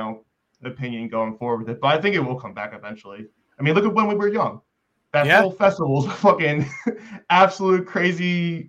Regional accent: Philadelphia, Pennsylvania, United States; Now we are on the East Coast, we're from New Jersey, I'm from Philadelphia, but they put us out in the Midwest.

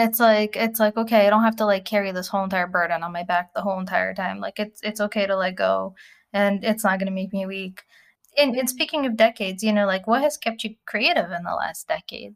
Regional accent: Russia; moved away; as an immigrant, you know, growing up in Russia with no running water

